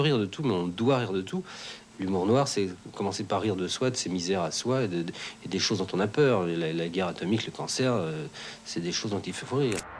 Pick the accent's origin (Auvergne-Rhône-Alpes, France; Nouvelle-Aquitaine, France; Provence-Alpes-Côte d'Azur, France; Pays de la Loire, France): Auvergne-Rhône-Alpes, France; Vienne; Je suis né euh, à Vienne, euh, ça fait maintenant quelques 57 ans, bientôt 58, au mois d'août, le 19 exact. Et, euh, depuis euh, toutes ces années, je suis un amoureux de ma ville.